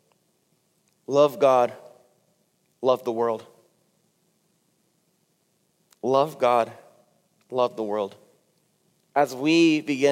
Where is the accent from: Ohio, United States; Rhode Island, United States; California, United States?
California, United States; I'm from California